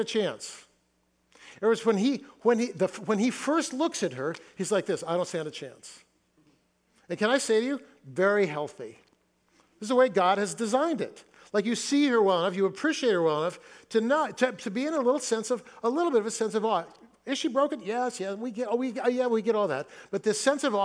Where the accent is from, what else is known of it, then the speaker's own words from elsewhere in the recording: Fresno, California, United States; moved away as an adult; now in Seattle, United States; I grew up in Fresno